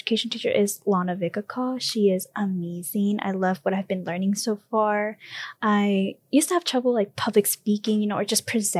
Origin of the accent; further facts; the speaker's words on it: United States; first language Spanish; English is a second language; also born or lived in El Salvador; Basically raised here in the United States, you know? And in very much English is my second language.